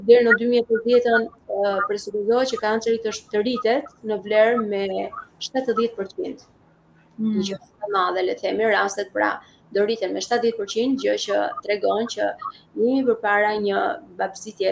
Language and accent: Albanian; Albania; I kam thënë jam nga Shqipëria, kam marrë nga Shqipëria